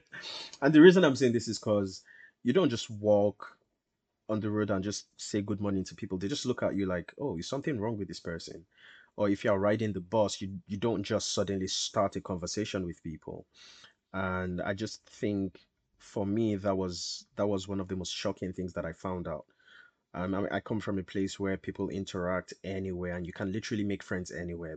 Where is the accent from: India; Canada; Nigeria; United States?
Nigeria; Lagos; moved away as an adult; now in Middlesbrough, United Kingdom; I'm Nigerian. Uh, that's my country of origin.